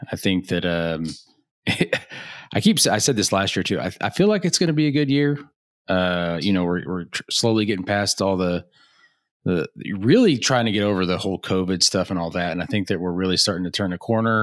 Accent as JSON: {"language": "English", "region": "Oklahoma", "country": "United States", "moved": "yes", "said": "we're both from Oklahoma. I know I don't currently live in Oklahoma, but I still claim Oklahoma as home"}